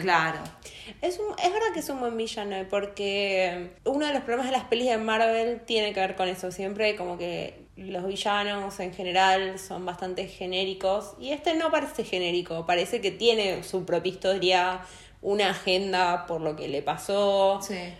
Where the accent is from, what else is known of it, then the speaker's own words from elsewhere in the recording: Argentina; soy argentina.